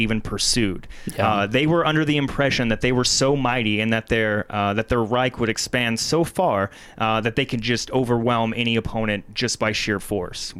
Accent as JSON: {"language": "English", "region": "Ohio", "country": "United States", "tie": "born or raised there", "accent": "Ohio", "said": "Growing up in the Midwest, the educational system is not exactly tip-top"}